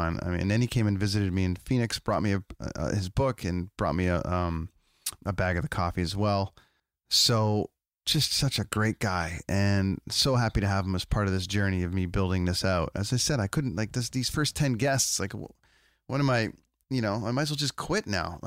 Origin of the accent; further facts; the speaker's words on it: Canada; I'm a guy from Canada